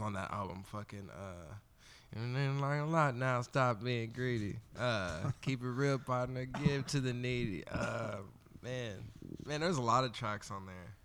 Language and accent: English; Olathe, Kansas, United States; also born or lived in Wyandotte County, Kansas; I grew up in Olathe for the most part, so I'm from the burbs